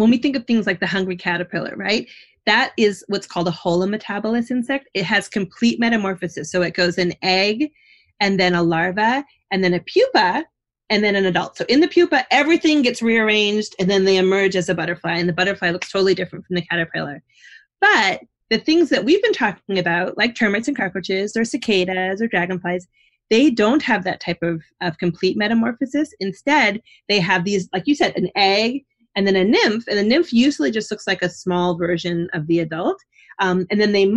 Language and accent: English; Canada; now in New Jersey, United States; I'm from Canada